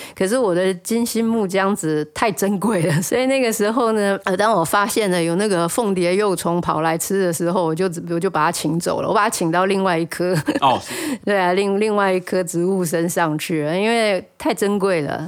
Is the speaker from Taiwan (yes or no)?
yes; Taiwan; moved away; also born or lived in Netherlands; 我们台湾人在用肉豆蔻上面比较不是那么熟悉